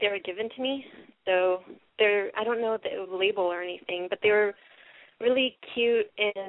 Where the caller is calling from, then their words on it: California, United States; I'm 23, and I'm calling from California.